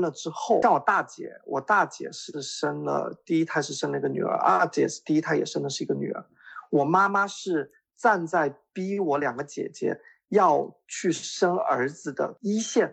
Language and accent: Chinese; Jiangxi, China; 我是江西人